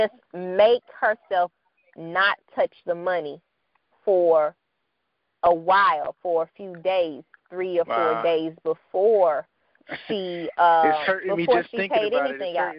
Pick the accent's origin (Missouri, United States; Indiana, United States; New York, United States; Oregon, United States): Missouri, United States; St. Louis; my hometown of St. Louis